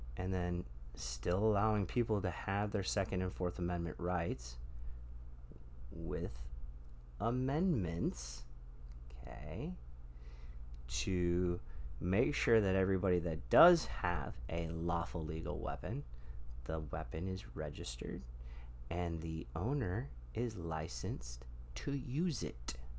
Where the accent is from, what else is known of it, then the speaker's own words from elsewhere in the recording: Michigan, United States; moved away; I'm from Michigan originally